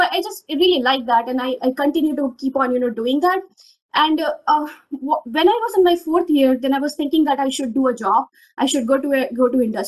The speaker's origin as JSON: {"language": "English", "town": "Rewa", "region": "Madhya Pradesh", "country": "India", "said": "I come from a very small town in Madhya Pradesh. I'm from Rewa, MP"}